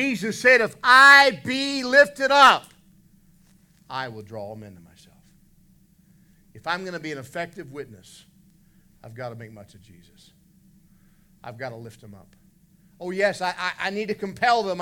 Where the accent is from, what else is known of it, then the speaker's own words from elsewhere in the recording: West Virginia, United States; moved away as an adult; also born or lived in Indiana; we're both from West Virginia.